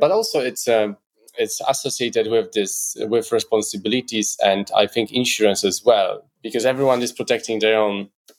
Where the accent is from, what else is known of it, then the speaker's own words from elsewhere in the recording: Poland; now in United Kingdom; I come from Poland